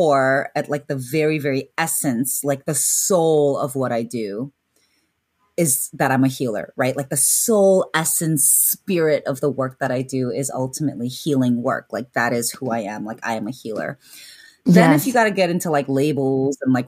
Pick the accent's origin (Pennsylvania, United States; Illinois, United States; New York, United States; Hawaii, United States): Illinois, United States; Chicago; now in San Francisco, United States; I'm originally from Chicago